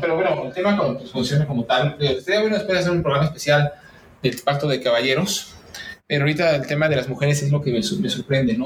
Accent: Mexico; soy mexicano

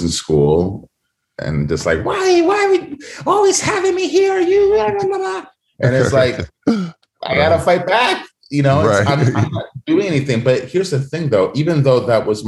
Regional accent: New York City, New York, United States; also born or lived in Santo Domingo, Dominican Republic; I'm originally from New York City, born and raised. I was born in Harlem, but raised in the Bronx and Washington Heights.

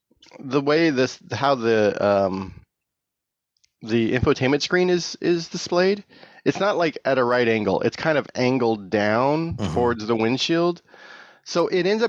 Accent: California, United States; because I am from the Bay Area, and if it's 60 degrees and overcast most of the time.

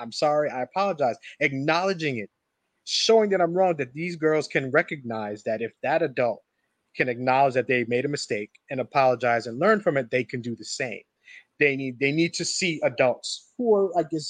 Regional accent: New Jersey, United States; we're from New Jersey

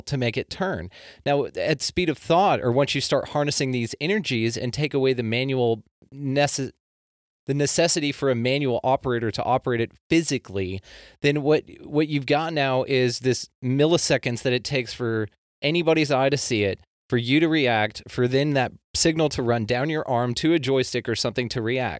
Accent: Texas, United States; I'm a Texan

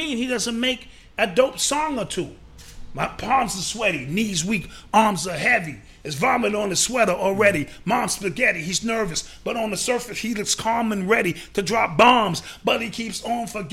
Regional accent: New York City, New York, United States; my experience as a black man growing up in the Boogie Down Bronx.

